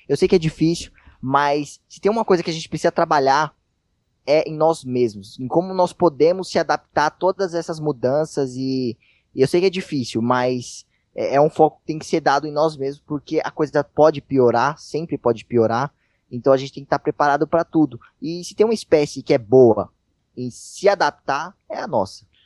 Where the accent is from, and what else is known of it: Brazil